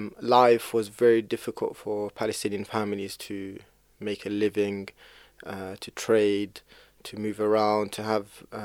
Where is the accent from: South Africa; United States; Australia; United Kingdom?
United Kingdom; Kent, South East England; I was born in Kent, in the UK. And the main reason for being in the UK, coming to the UK, is my grandfather, he lived in Jaffa.